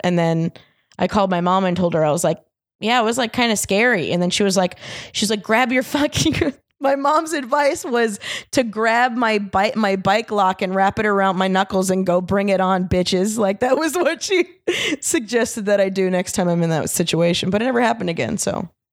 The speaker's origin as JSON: {"language": "English", "town": "Orlando", "region": "Florida", "country": "United States", "moved": "yes", "said": "Orlando, originally."}